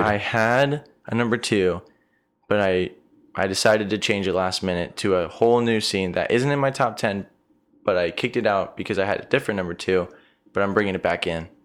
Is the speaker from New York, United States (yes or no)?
no; Arizona, United States; growing up in Arizona, we've always had incredible sunsets here